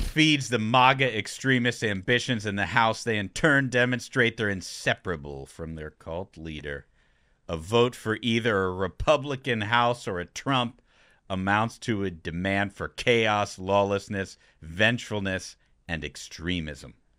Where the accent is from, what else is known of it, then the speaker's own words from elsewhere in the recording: Ohio, United States; I'm from Ohio